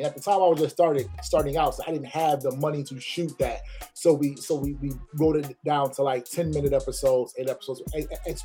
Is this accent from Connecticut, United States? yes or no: yes; Waterbury, Connecticut, United States; also born or lived in Philadelphia, Pennsylvania; now in Atlanta, United States; I moved here from Philly, but I'm originally from Waterbury, Connecticut